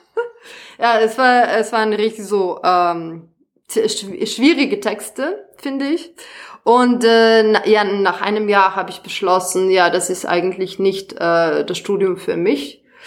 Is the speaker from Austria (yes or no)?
no; Serbia; German is a second language; moved away as an adult; now in Germany; ich komme ursprünglich aus Serbien